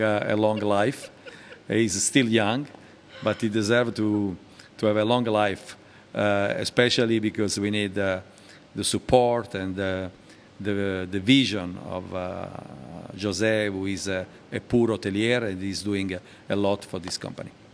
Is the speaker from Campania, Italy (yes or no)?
yes; Naples, Campania, Italy; moved away; I was born in Naples, uh, a beautiful city in the south of uh, Italy.